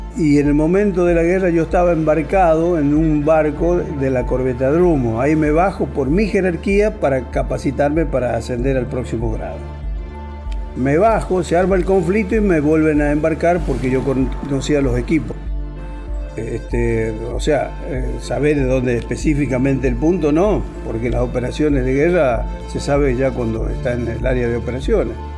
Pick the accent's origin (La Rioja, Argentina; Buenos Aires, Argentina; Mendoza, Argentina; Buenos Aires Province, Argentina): La Rioja, Argentina; moved away as an adult; terminé el secundario, el primario y lógico, acá no había fábrica, no había industria, no había nada. Yo vivía acá, sí, vivía acá, mi familia es de acá